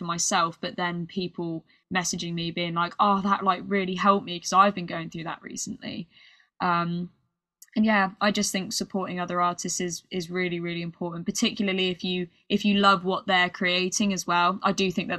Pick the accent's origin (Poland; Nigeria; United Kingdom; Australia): United Kingdom; accent: British; my British accent